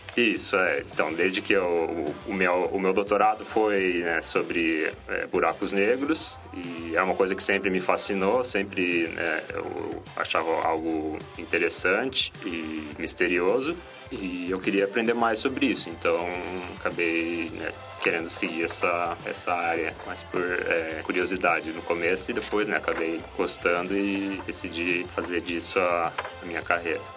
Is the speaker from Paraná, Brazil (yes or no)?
yes; Curitiba, Paraná, Brazil; moved away as an adult; eu nasci em Curitiba, né, nasci, vivi lá até quando eu passei na, na universidade, entrei na universidade